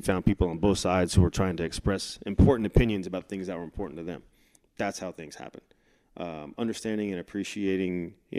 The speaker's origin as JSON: {"language": "English", "region": "California", "country": "United States", "said": "Again, when I came from California, coming through the minor leagues, and then getting here for my first couple of years in the big leagues"}